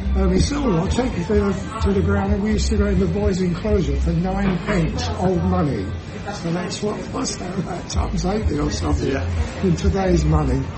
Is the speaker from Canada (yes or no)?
no; London, United Kingdom; I was not born in Tottenham, I was born in Hackney